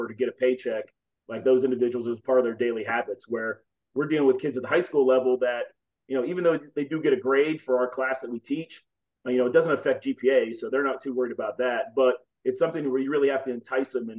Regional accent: Youngstown, Ohio, United States; moved away; I'm from Northeast Ohio originally, from Youngstown, Ohio. Grew up there.

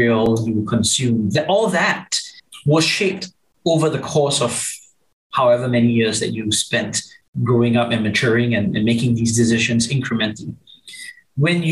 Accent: Singapore; growing up in Singapore

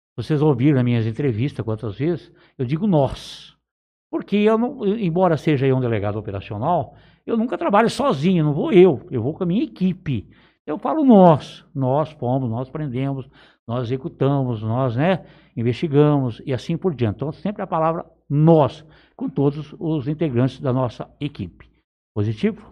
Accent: Palmeira d'Oeste, São Paulo, Brazil; also born or lived in Olímpia; eu nasci na cidade de Olímpia, mas eu vim muito pequeno pra região de Palmeira do Oeste. Eu sou filho, praticamente, de me considero filho de Palmeira do Oeste

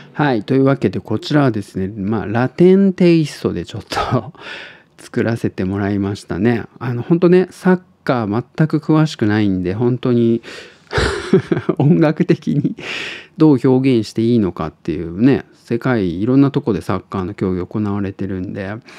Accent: Tottori, Japan; now in Osaka, Japan; 鳥取生まれ

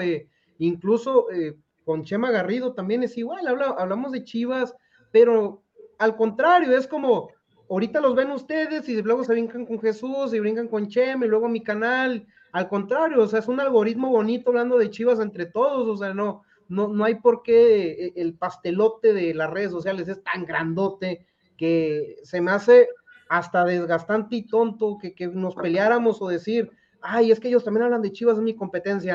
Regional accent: Culiacán, Sinaloa, Mexico; soy culichi, soy sinaloense.

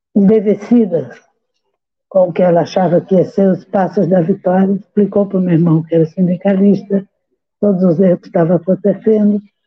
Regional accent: Alagoas, Brazil; sou alagoana

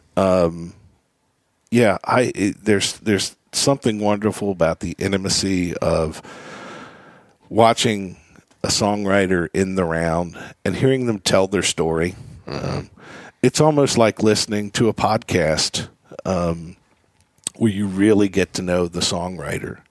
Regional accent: Philadelphia, Pennsylvania, United States; growing up in Philadelphia

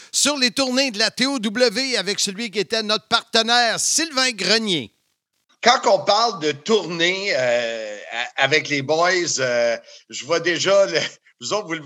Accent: Salaberry-de-Valleyfield, Quebec, Canada; born there; C'est ma ville natale. C'était un festival country qu'il y avait à Valleyfield.

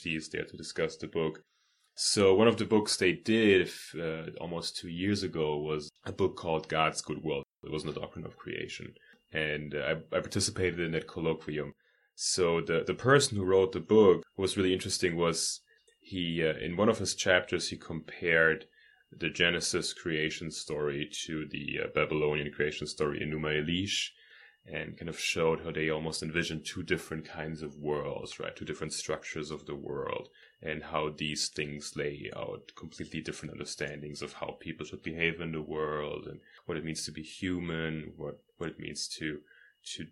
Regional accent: Germany; moved away as an adult; now in United States; I'm actually from Germany. I came to Trinity 4.5 years ago

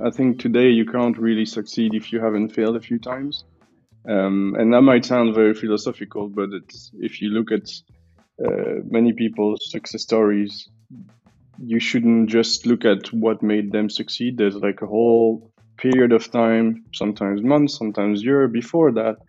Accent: Belgium; now in Switzerland; I'm from Belgium, currently living in Switzerland

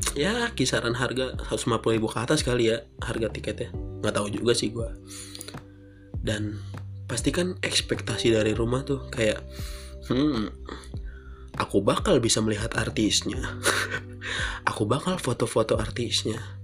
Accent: Bekasi, West Java, Indonesia; di Bekasi yaitu kota gue

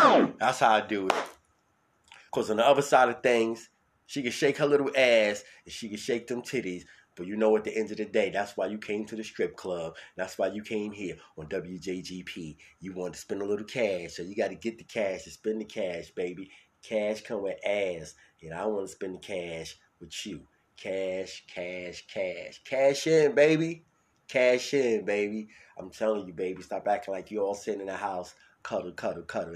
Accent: New York City, New York, United States; also born or lived in Bronx; I'm from Brooklyn, New York.

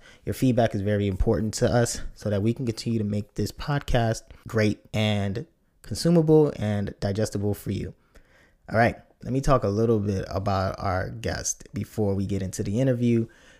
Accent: Nigeria; as a kid growing up, it was always good to watch and see someone with a name that was Nigerian. And as a Nigerian, I could tell.

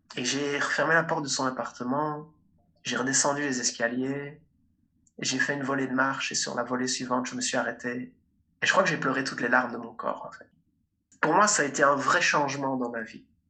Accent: Liège, Wallonia, Belgium; moi aussi je viens de Liège, en Belgique.

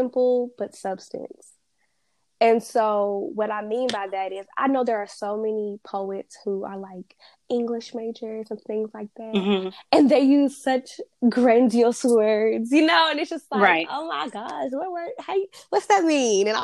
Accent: North Carolina, United States; moved away as an adult; also born or lived in Huntsville, Alabama; Being from North Carolina, I wasn't, you know, it's not like North Carolina is a big, huge New York

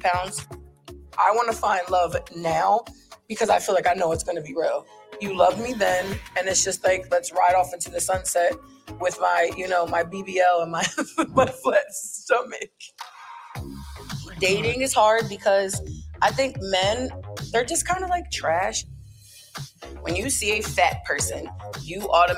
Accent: Philadelphia, Pennsylvania, United States; I'm from Philadelphia.

